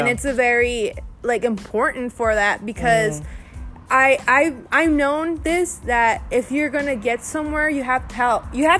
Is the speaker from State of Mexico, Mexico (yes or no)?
no; Victoria, Tamaulipas, Mexico; One of the things that our family currently is living here in Victoria, and we're from Victoria, actually. You were born here, and I was born here, too.